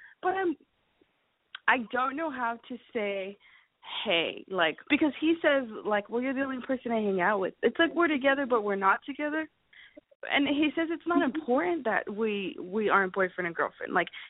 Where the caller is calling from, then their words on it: Los Angeles, California, United States; I'm calling from Los Angeles, and I am 20. I'll be 29 next week. I'm 29.